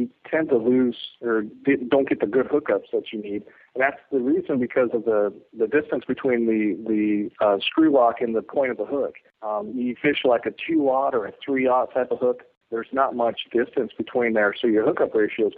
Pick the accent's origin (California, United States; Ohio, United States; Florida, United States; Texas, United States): Texas, United States; we're from Texas